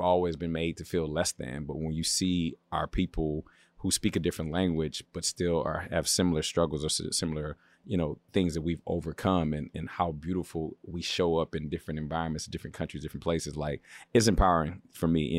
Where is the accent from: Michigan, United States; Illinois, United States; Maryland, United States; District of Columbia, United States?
Maryland, United States; Baltimore; moved away as an adult; now in Los Angeles, United States; I'm from the East Coast. I'm from Baltimore.